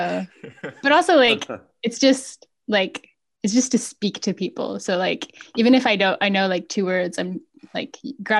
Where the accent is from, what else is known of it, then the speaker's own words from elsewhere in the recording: British Columbia, Canada; also born or lived in Geneva, Switzerland / France / Germany / Italy; now in Quebec, Canada; I was born in Switzerland originally, in Geneva, but I've lived in several countries. Including several parts of Canada. I grew up in BC mostly. I lived in France, in Germany, in Italy.